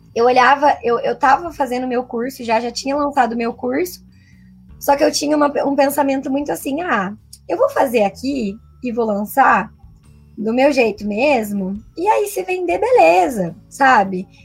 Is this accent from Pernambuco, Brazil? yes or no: no; interior of Paraná, Brazil; moved away; also born or lived in São Paulo; eu sou do interior do Paraná, mas nessa época tava morando em São Paulo